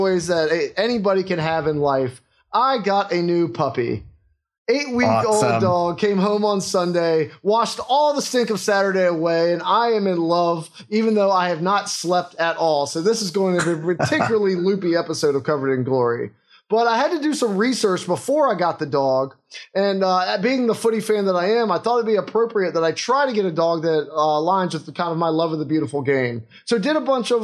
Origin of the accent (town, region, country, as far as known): Virginia, United States; born or raised there